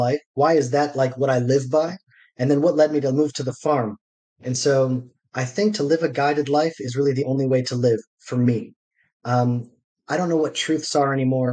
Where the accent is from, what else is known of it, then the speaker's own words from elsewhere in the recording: Atlanta, Georgia, United States; now in Israel; I grew up in Atlanta, Georgia